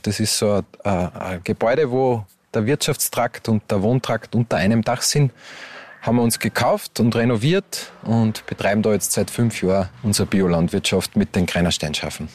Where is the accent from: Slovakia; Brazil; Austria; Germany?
Austria; Upper Austria; moved away as an adult; now in Hermagor, Austria; bin ja ursprünglich aus Oberösterreich und lebe jetzt da mit meiner Frau